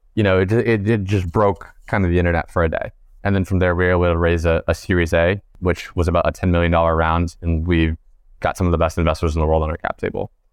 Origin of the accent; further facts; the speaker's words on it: East Coast, United States; we're all from the East Coast